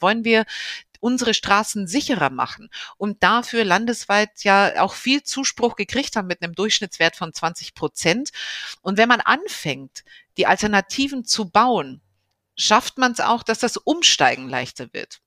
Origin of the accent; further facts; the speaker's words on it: Bavaria, Germany; moved away as an adult; also born or lived in Rhineland, North Rhine-Westphalia; now in North Rhine-Westphalia, Germany; ich bin äh, gebürtige Bayerin und äh, jetzt im Rheinland zu Hause